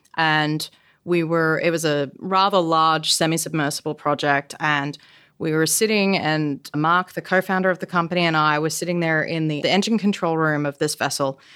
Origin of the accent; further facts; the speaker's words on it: Australia; moved away; also born or lived in South Korea; I'm Australian